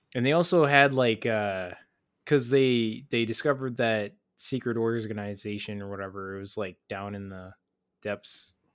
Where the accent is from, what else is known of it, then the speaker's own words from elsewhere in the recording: United States; speaking as an American